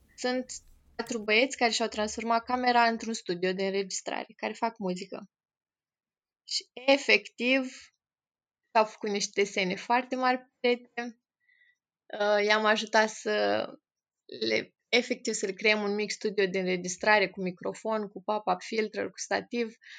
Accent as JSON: {"language": "Romanian", "town": "Piatra Neamț", "region": "Neamț County", "country": "Romania", "moved": "as an adult", "lives_now": "Iași, Romania", "said": "sunt în Iași de fapt, sunt din Piatra Neamț, dar de 10 ani m-am mutat în Iași"}